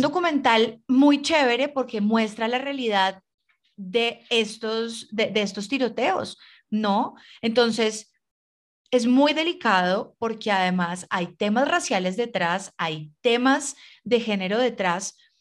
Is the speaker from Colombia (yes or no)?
yes; Colombia; nosotros como colombianos tenemos mucha familia